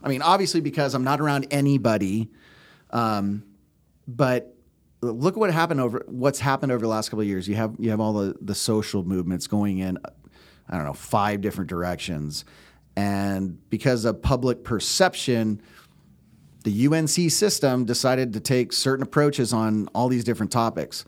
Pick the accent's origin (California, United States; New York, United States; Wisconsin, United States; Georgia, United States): California, United States; Bay Area; born and raised in the Bay Area, uh, in California.